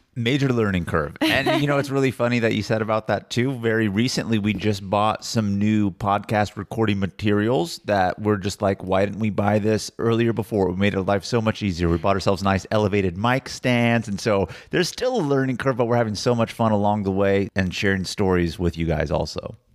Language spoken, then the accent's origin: English; California, United States; I'm from California